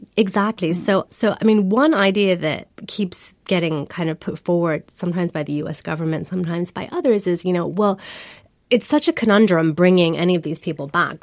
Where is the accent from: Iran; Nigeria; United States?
Iran; I come from Iran, I come from a country that politically became more inclusive